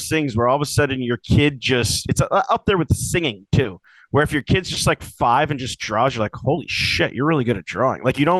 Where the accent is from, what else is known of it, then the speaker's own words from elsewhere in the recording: Northampton, Massachusetts, United States; moved away as an adult; now in Boston, United States; I'm from Northampton, Western Mass. We speak the King's English. So, but I've lived in Boston now for 20 years.